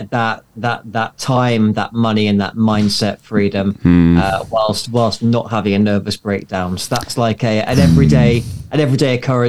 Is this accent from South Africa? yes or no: no; United Kingdom; now in New Zealand; I'm being British. I'm looking forward to the rain stopping here in New Zealand, where I am.